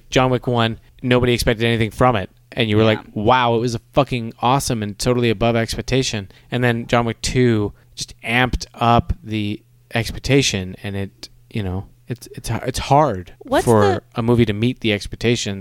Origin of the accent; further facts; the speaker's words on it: Canada; I'm Canadian